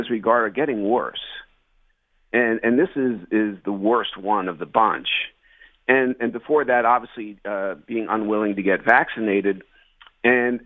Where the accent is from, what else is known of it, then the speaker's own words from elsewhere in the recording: New Jersey, United States; I grew up in New Jersey